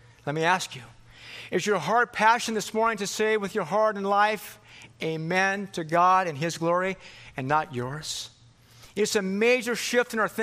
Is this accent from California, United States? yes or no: yes; California, United States; moved away; also born or lived in Philippines / Michigan; I grew up in California here.